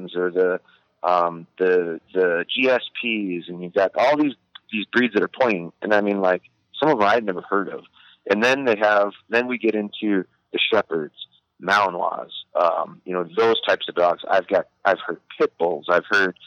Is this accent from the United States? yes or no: yes; Wisconsin, United States; I'm from Wisconsin, so I was raised, like, it's real cultural